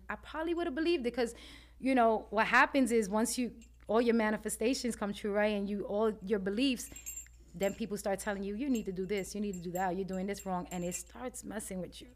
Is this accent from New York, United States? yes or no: yes; New York City, New York, United States; growing up in Spanish Harlem